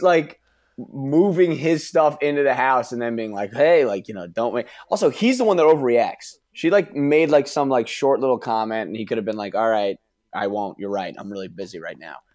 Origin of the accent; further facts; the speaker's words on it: New York, United States; I'm from New York